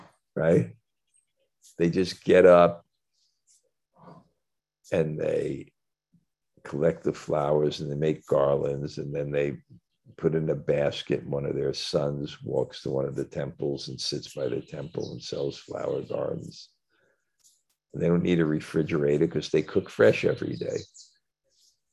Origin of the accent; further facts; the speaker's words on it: New York City, New York, United States; I come from Brooklyn